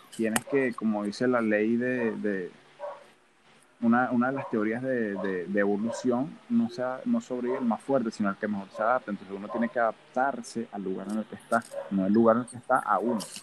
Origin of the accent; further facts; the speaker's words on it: Venezuela; moved away; la gente no cree que yo soy venezolano, me lo han dicho varias veces, ay, tú no pareces venezolano, hasta que me escuchan hablar claramente